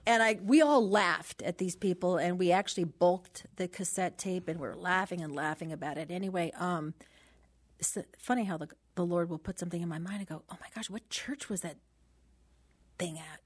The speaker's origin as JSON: {"language": "English", "town": "Los Angeles", "region": "California", "country": "United States", "tie": "born or raised there", "said": "born and raised in San Pedro"}